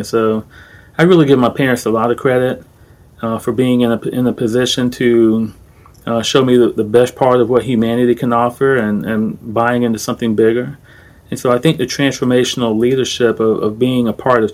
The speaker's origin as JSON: {"language": "English", "town": "Orlando", "region": "Florida", "country": "United States", "tie": "born or raised there", "said": "I'm from Orlando. I grew up in Orange County, Florida, not California"}